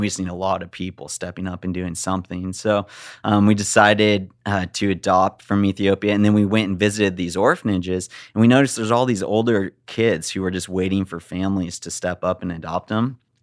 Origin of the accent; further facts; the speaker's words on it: Big Bear Lake, California, United States; I grew up in Big Bear Lake where it's mountainous and beautiful